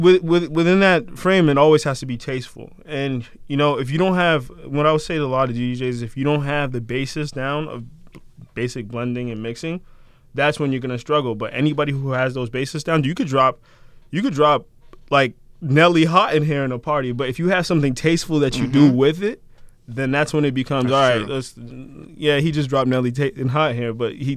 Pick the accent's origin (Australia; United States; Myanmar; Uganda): United States; Randolph, Massachusetts; I grew up in Randolph, but I spent a lot of time in Brockton.